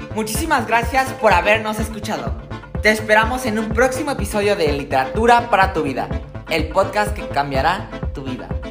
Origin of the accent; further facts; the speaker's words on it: Mexico; Como sociedad mexicana